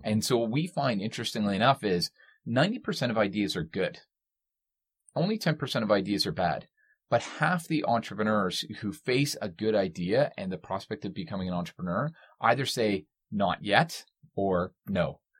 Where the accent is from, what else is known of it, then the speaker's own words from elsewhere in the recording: Canada; we are Canadian